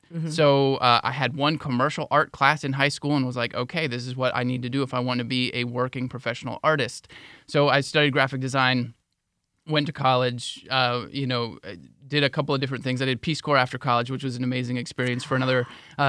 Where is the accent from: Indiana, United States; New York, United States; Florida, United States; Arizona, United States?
Florida, United States; I came from a small town. I came from Highlands County, small town in Highlands County.